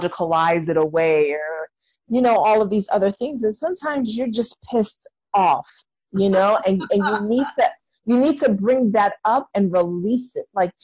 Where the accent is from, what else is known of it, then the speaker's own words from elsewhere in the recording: New York City, New York, United States; I'm from New York City